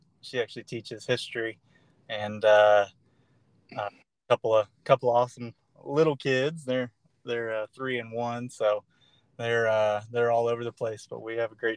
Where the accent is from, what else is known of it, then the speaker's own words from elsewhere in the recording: North Florida, United States; I grew up here in North Florida